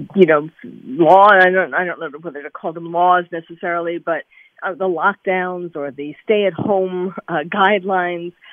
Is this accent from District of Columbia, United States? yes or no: no; New York, United States; I'm originally a I'm a New Yorker, born and bred